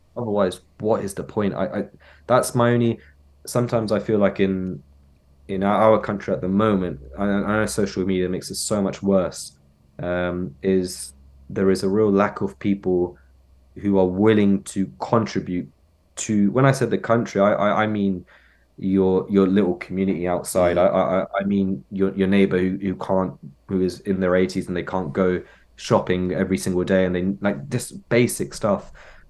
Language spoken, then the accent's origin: English; Cox Green, South East England, United Kingdom; growing up in Maynard, I'm in Cox Green, this is my town, blah blah.